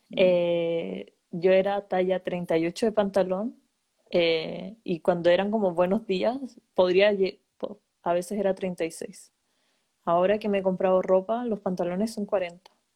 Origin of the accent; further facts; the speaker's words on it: Chile; moved away as an adult; also born or lived in Denmark; now in Germany; me fui de Chile